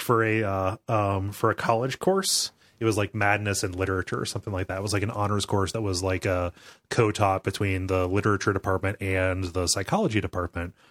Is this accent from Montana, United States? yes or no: no; Mansfield, Ohio, United States; here in, uh, Mansfield, North Central Ohio